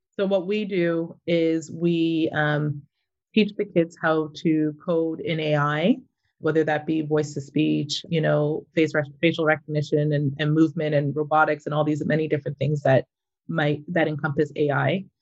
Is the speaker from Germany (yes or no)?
no; Mississauga, Ontario, Canada; moved away as an adult; also born or lived in Toronto, Canada; now in Vancouver, Canada; I grew up in Mississauga, lived in Toronto for most of my life, and then moved out to Vancouver about seven years ago.